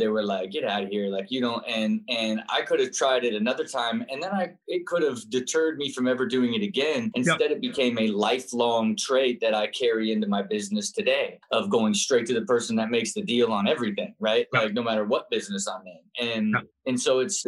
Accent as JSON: {"language": "English", "town": "Kettering", "region": "Ohio", "country": "United States", "tie": "born or raised there", "said": "I grew up and was born in Kettering, Ohio."}